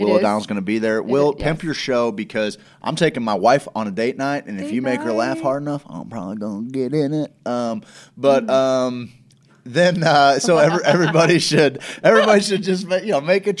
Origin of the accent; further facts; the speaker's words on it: Ireland; I'm Irish. We fight for fun.